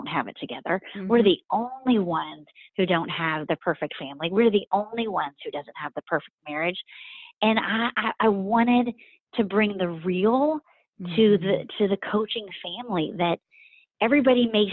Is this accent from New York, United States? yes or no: no; Turpin, Oklahoma, United States; now in Atlanta, United States; I grew up in the Oklahoma Panhandle. So literally in Turpin, Oklahoma is the town.